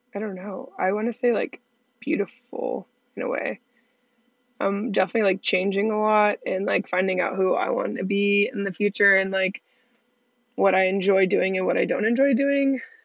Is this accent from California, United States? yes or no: yes; Redondo Beach, California, United States; moved away as an adult; I'm originally from Redondo Beach, California